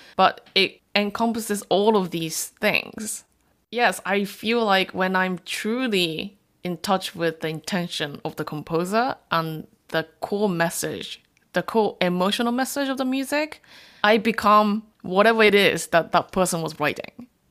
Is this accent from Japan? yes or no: yes; Japan; I'm a third generation Korean. born and raised in Japan.